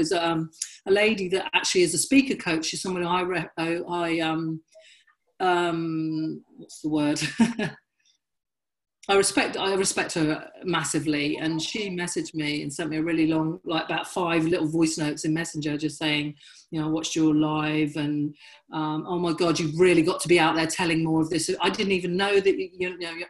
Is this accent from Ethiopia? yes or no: no; Dorchester, South West England, United Kingdom; now in Brighton, United Kingdom; I grew up in Dorset. Dorchester and Dorset is completely white